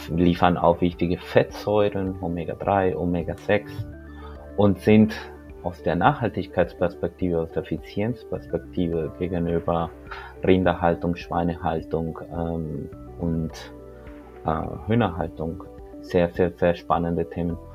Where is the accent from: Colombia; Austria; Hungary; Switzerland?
Colombia; moved away as an adult; now in Germany; Ähm, ich bin in Kolumbien geboren. Ähm, ich bin dort in Kolumbien aufgewachsen. Und 2004 bin ich von Kolumbien nach Deutschland gekommen, um hier zu studieren